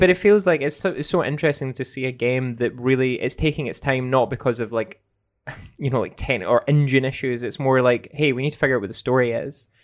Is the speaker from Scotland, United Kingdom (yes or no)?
yes; Scotland, United Kingdom; growing up in Scotland